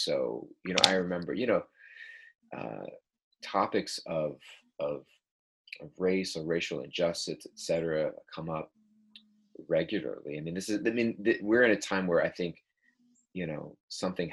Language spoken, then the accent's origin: English; Southern California, United States; I grew up in Southern California, which is a heavily Hispanic neighborhood where I live.